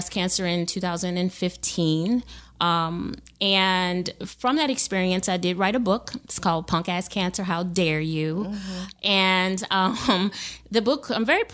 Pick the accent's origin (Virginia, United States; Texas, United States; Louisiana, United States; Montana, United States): Louisiana, United States; New Orleans; moved away as an adult; also born or lived in Lafayette, Louisiana; now in Baton Rouge, United States; I was born and raised in New Orleans